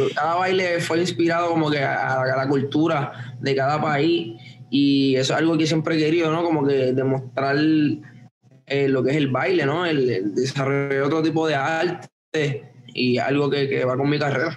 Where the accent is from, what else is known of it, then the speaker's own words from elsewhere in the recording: Puerto Rico; yo me crié en Puerto Rico, so crecí con, ese sazón y ese flavor